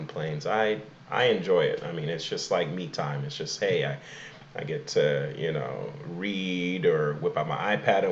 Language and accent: English; Imo, Nigeria; now in United States; I'm from Emo